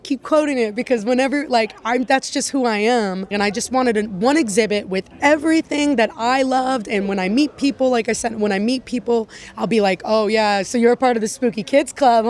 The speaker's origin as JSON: {"language": "English", "town": "Pasadena", "region": "California", "country": "United States", "tie": "born or raised there", "said": "I grew up in Pasadena."}